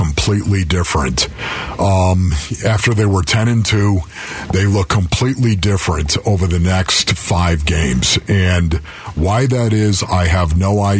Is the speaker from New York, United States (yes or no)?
yes; Orchard Park, New York, United States; moved away; I'm from Orchard Park, New York, born and raised, of course, still have family and friends back there